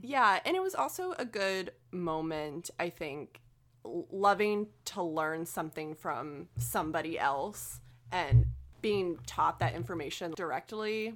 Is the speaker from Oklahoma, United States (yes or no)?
yes; Oklahoma, United States; our experiences growing up in Oklahoma